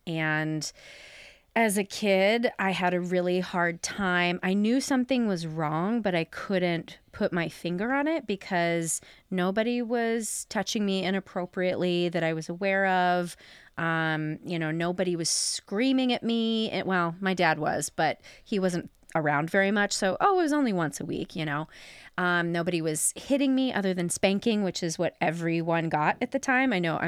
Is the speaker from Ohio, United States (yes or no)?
yes; Fairfield, Ohio, United States; now in Chicago, United States; I am from Southern Ohio, a little town outside of Cincinnati called Fairfield.